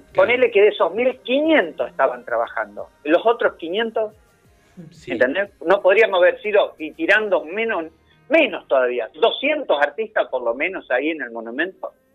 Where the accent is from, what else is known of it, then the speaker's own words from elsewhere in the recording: Rosario, Santa Fe, Argentina; soy de Rosario